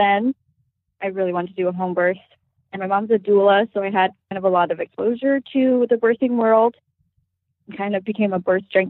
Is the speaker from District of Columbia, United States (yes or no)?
no; Washington, United States; moved away as an adult; also born or lived in Idaho; now in Milwaukee, United States; We grew up in Washington, went to school in Idaho, and now we are in Milwaukee, Wisconsin.